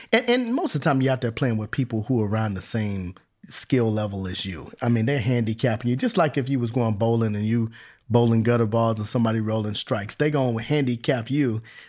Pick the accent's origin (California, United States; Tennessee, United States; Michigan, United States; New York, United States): California, United States; Los Angeles; I grew up in Southern California. I grew up in L.A.